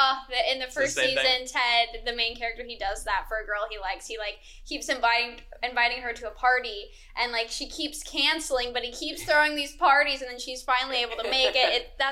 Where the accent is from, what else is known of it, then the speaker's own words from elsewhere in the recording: Indiana, United States; I'm originally from Indiana, and so yeah, it's a big thing in the Midwest as well.